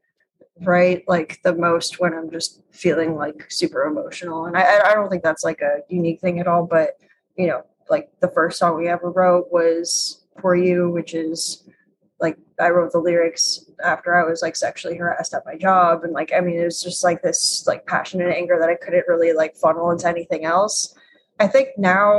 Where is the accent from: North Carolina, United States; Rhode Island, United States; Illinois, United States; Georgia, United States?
Illinois, United States; Chicago; now in Brooklyn, United States; I grew up in Chicago